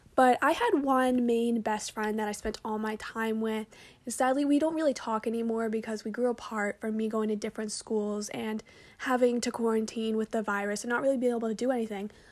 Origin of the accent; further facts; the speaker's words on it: Braintree, Massachusetts, United States; I'm from Braintree, which is pretty good at lacrosse